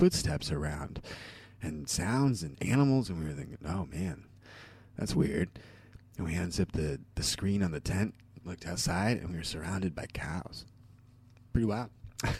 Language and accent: English; Southern Oregon, United States; when I was a child growing up in Southern Oregon